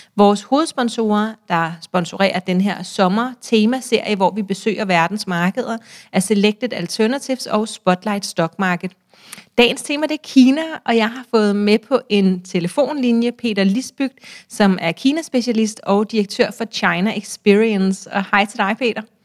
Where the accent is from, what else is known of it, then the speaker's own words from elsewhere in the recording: Denmark; som barn i Danmark